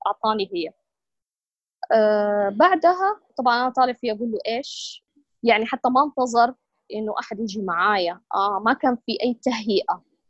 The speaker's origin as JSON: {"language": "Arabic", "country": "Saudi Arabia", "said": "عندنا في السعودية"}